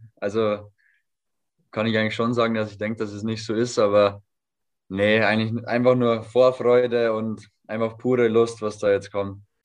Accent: home village five minutes from Vilshofen, Bavaria, Germany; moved away; fünf Minuten von meinem Heimatdorf weg

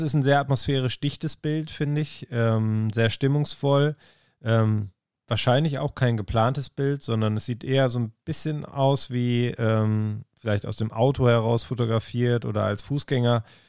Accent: Ruhr area, North Rhine-Westphalia, Germany; irgendwie auch Heimat. Ich komme ja aus, äh, aus dem Ruhrgebiet.

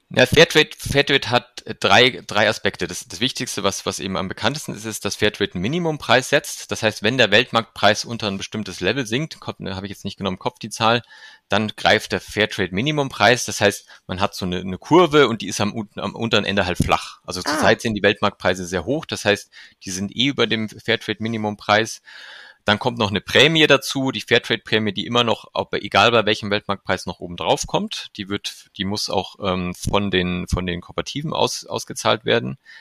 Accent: Germany; als Deutscher

